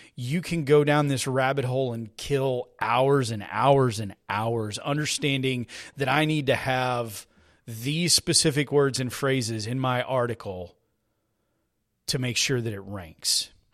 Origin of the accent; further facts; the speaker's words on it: Texas, United States; I'm a Texan. I live here in Texas